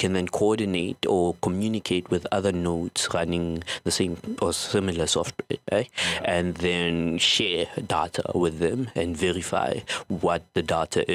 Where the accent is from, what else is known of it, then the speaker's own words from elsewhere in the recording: South Africa; from South Africa